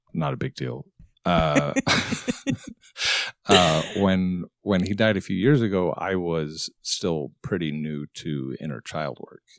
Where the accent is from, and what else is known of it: Arizona, United States; born or raised there; moved away